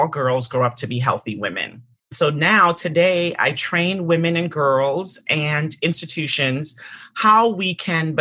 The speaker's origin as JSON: {"language": "English", "town": "Retreat", "region": "Saint Mary", "country": "Jamaica", "tie": "born or raised there", "also_born_or_lived": "St. Ann's Bay, Jamaica / Boston, United States", "moved": "yes", "lives_now": "United States", "said": "I grew up in a small town of 400 and some odd people called Retreat St. Mary"}